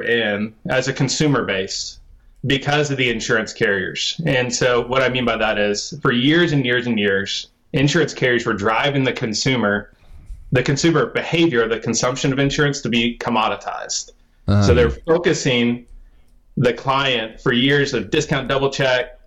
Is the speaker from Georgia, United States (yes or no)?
no; Texas, United States; I'm a Texan